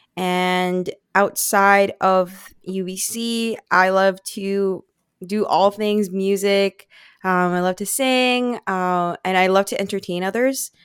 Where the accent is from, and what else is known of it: Vancouver, British Columbia, Canada; born or raised there; accent: Filipino; English is a second language; also born or lived in Philippines